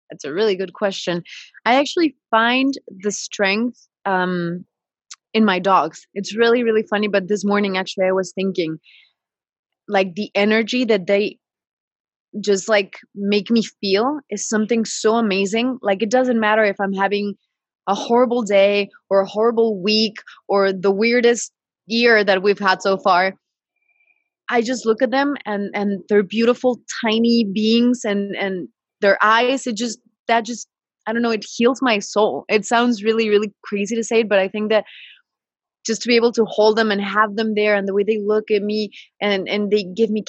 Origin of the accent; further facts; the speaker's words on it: British Columbia, Canada; also born or lived in Mexico City; and I was born in Mexico City, but I was raised in Canada, the British Columbia side. So I've been all over.